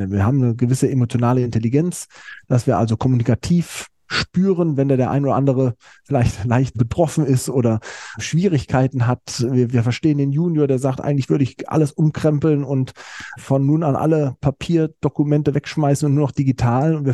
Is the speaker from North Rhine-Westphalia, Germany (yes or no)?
no; Mainz, Rhineland-Palatinate, Germany; Ich bin in Mainz groß geworden an der äh, Universität, bin dann ein Jahr im Ausland gewesen in Frankreich.